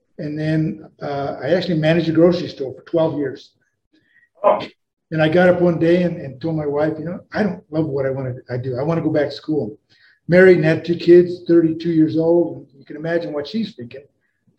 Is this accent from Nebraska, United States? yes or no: yes; Western Nebraska, United States; now in Colorado, United States; I grew up in Western Nebraska, a town of about 900 people